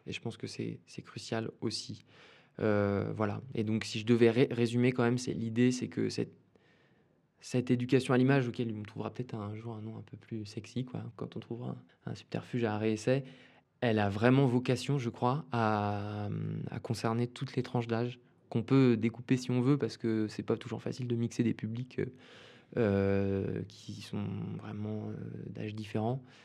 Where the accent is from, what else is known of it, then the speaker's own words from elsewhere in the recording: Bordeaux, Nouvelle-Aquitaine, France; moved away; also born or lived in Sweden / Saint-Denis; je, viens de Bordeaux à l'origine. Euh, j'ai passé une partie de mon enfance là-bas